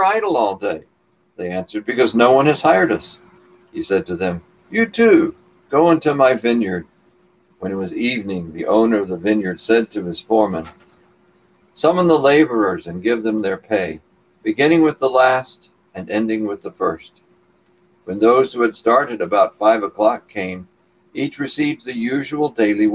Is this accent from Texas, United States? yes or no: yes; Texas, United States; I was raised in Texas, my grandfather was a cattleman